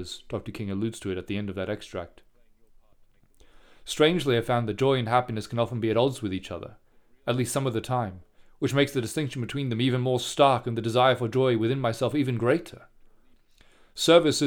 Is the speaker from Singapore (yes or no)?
yes; Singapore; I grew up in Singapore